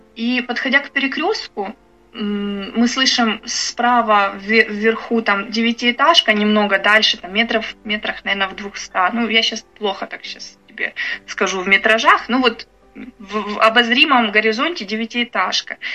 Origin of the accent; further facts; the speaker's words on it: Bucha, Kyiv Oblast, Ukraine; moved away as an adult; я из Бучи